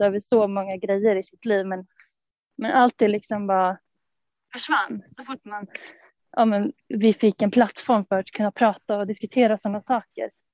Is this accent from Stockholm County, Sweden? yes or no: yes; Stockholm, Stockholm County, Sweden; från Stockholm. Uppvuxen där i församlingen